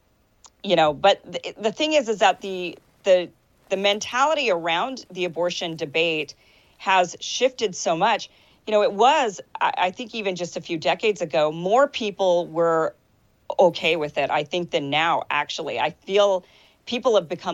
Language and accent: English; Idaho, United States; I'm from Idaho. It's a real conservative state.